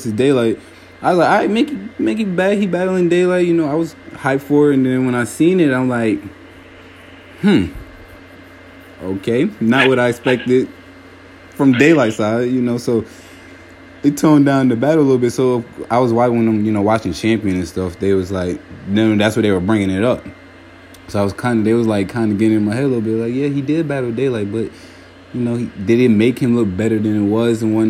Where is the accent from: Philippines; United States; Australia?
United States; New York City, New York; now in Atlanta, United States; I'm out here in Atlanta now, in Georgia, but I'm originally from Brooklyn, New York. So, Canarsie.